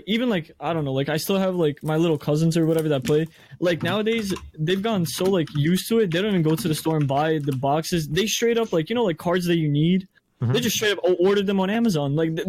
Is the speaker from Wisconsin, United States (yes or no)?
no; New York, United States; And I'm from New York